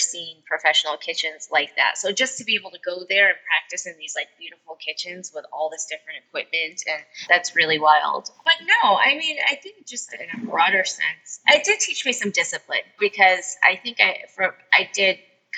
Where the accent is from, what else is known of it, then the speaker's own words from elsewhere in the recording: upstate New York, United States; moved away as an adult; now in Los Angeles, United States; I just really wanted to get out of upstate New York